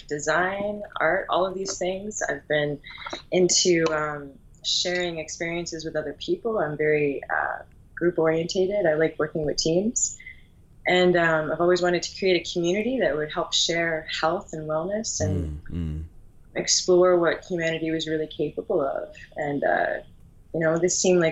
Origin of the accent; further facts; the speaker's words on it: Newfoundland and Labrador, Canada; now in Halifax, Canada; From an island the size of France, way off the coast of Canada, out in the middle of the North Atlantic. It's called Newfoundland.